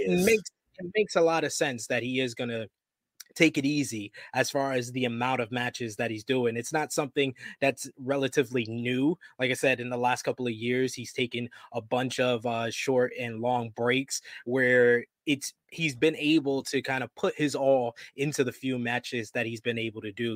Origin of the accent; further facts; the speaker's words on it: New York, United States; You know me as a New Yorker